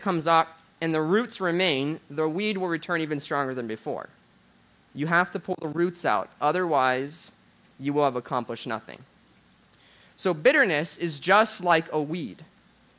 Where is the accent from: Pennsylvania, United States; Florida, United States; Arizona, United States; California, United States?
Florida, United States; Jacksonville; I grew up in Jacksonville, Florida